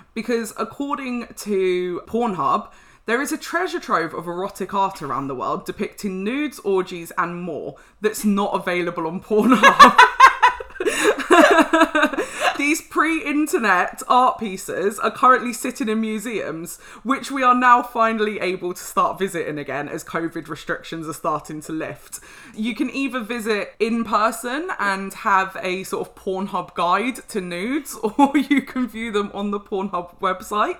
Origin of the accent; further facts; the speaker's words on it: London, United Kingdom; I'm a Londoner